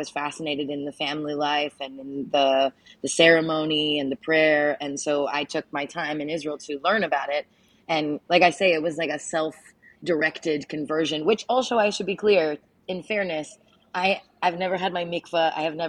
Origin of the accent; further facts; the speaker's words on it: Saskatchewan, Canada; also born or lived in Medicine Hat, Canada; Growing up in Saskatchewan, country radio is everywhere.